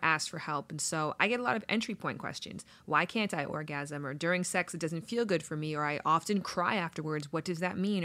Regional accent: Toronto, Ontario, Canada; now in Los Angeles, United States; I'm from Toronto originally.

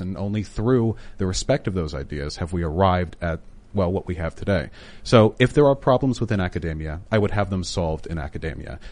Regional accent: Beverly Hills, California, United States; I grew up in Beverly Hills, which is close, though, to, um, uh, West Hollywood and Koreatown

